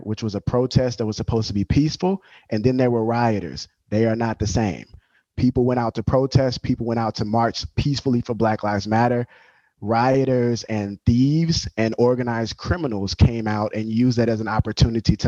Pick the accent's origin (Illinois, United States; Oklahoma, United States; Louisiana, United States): Louisiana, United States; Growing up in the South in Louisiana, especially in the country, what they call Bayou Land